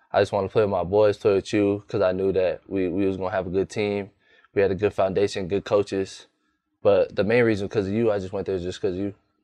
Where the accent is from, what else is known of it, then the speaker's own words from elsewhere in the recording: California, United States; moved away as an adult; also born or lived in Hawaii; now in Tucson, United States; I have a Hawaiian background. I was born in Hawaii, raised in California.